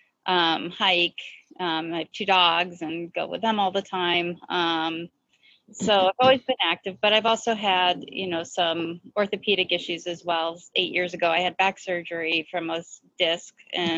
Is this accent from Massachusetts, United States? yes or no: yes; Boston, Massachusetts, United States; moved away; also born or lived in Washington, D.C.; I'm originally from Boston